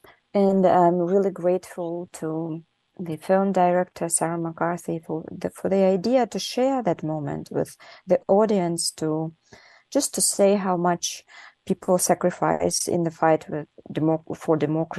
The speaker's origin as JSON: {"language": "English", "region": "Buryatia", "country": "Russia", "tie": "born or raised there", "second_language": "English", "moved": "as an adult", "said": "a Russian name, Georgian second name, and Ukrainian surname. And I was born in Buryatia, which is distant region in Russia."}